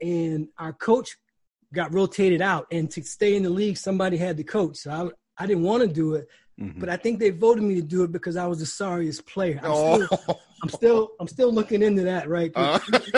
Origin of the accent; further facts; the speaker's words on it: Washington, District of Columbia, United States; also born or lived in Prince George's County, Maryland / Northern Virginia; I'm a local kid, man. You know, I grew up in the DMV, was born in Washington, D.C., finished high school in PG